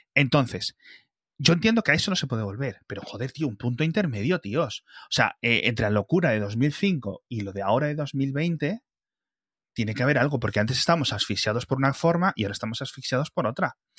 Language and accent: Spanish; Bembibre or Ponferrada, Castile and León, Spain; moved away; de donde yo vengo. Y no estoy diciendo en mi pueblo de 50 habitantes, estoy hablando de Benvibre o Ponferrada